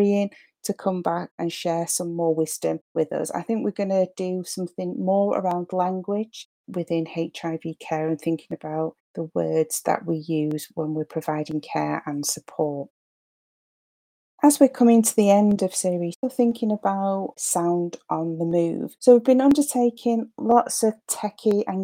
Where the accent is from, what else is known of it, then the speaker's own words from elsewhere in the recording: Manchester, North West England, United Kingdom; my hometown of Manchester